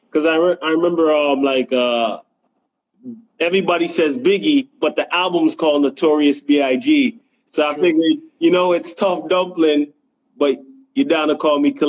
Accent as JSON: {"language": "English", "country": "Jamaica", "moved": "yes", "said": "basically uh yeah, I came up from Jamaica, and uh, you know … Yeah, that's my pops."}